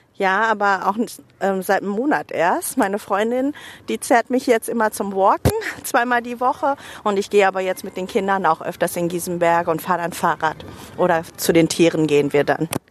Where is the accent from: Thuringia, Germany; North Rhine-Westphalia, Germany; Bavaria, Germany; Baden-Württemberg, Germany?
North Rhine-Westphalia, Germany; Herne; meine Heimat ist Deutschland, Herne. Ähm, dadurch, dass ich einfach hier groß geworden bin